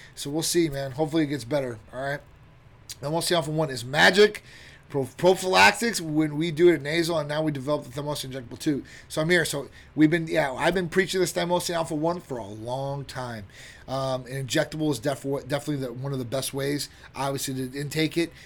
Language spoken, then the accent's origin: English; Chicago, Illinois, United States; now in Florida, United States; I'm from Chicago, originally Midwest area